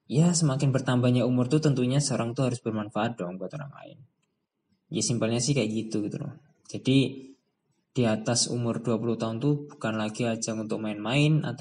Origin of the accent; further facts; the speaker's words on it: Trenggalek, East Java, Indonesia; also born or lived in Kediri; now in Malang, Indonesia; Saya lahirnya di Kediri, ya tempat tinggal saya atau kampung halaman saya itu di Trenggalek. Jadi kalau saya mudik itu saya pulangnya ke Trenggalek. Dan sekarang saya berdomisili di Malang